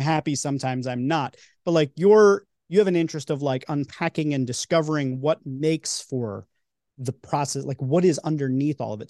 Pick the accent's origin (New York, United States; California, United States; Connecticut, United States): New York, United States; now in Philadelphia, United States; I grew up in New York and live in Philly